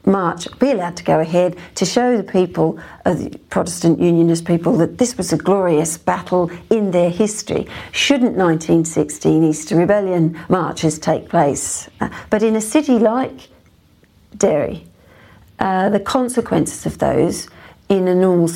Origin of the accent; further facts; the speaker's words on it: Australia; now in United Kingdom; being an Australian